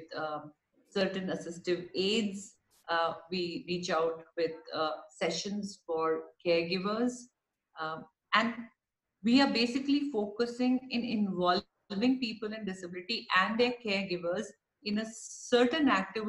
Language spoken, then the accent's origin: English; India; as an Indian, I'm a very proud Indian of my heritage, of my country.